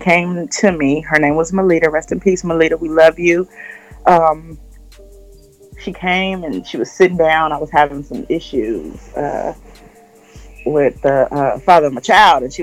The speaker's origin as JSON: {"language": "English", "town": "Los Angeles", "region": "California", "country": "United States", "tie": "born or raised there", "said": "I grew up in South Central California. Oh, South Central Los Angeles is in California."}